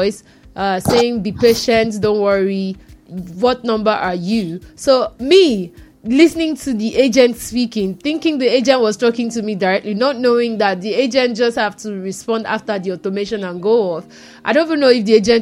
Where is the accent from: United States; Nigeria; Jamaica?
Nigeria; I'm Nigerian.